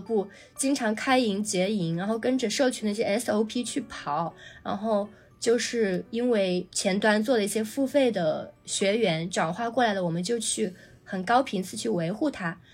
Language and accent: Chinese; Changsha, Hunan, China; moved away; 我当年是在长沙，因为我老家在长沙